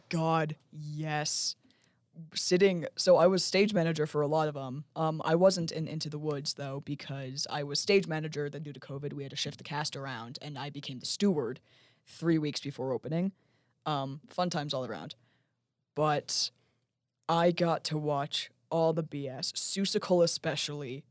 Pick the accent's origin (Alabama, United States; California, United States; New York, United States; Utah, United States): Utah, United States; Lehi; I'm from Lehigh, and I went to Sky Ridge High School